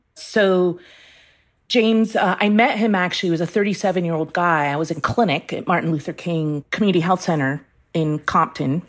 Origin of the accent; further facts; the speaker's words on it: Iran; moved away; I was born in Iran